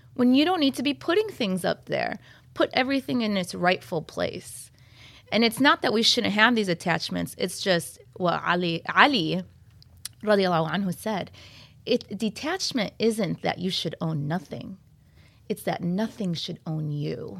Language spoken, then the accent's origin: English; Troy, Michigan, United States; I'm from Troy, is where I stay.